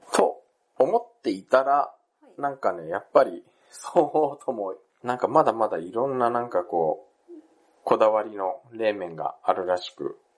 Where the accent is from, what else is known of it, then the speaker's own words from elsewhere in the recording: Japan; also born or lived in South Korea; 日本生まれ、韓国在住経験があり、仕事でたまーに行き来している日本人